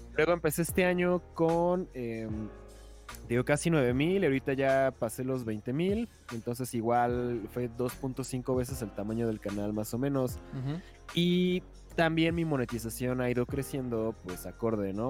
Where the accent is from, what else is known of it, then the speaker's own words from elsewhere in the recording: Mexico; en México